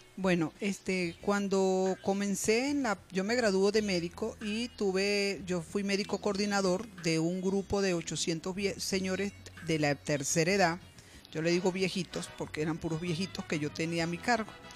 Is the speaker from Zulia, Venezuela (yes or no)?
no; Barquisimeto, Lara, Venezuela; en Barquisimeto, que es de donde yo soy, del estado Lara